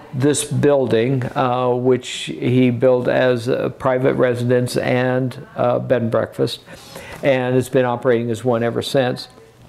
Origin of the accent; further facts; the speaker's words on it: Iowa, United States; also born or lived in Burgundy; now in Oregon, United States; I grew up on a farm in Iowa, so I'm kind of a farm boy at heart.